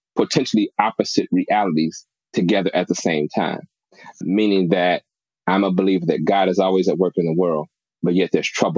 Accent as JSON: {"language": "English", "town": "Chicago", "region": "Illinois", "country": "United States", "tie": "born or raised there", "said": "I'm Chicago born and bred, you know, grew up on the South Side of Chicago"}